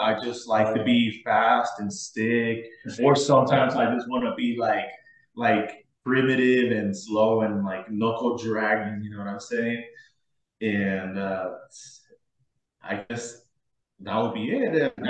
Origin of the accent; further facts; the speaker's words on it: Ciudad Juárez, Chihuahua, Mexico; also born or lived in El Paso; I'm 23 years old, and I'm a musician from Juarez, Mexico. And I happen to be playing in bands here in El Paso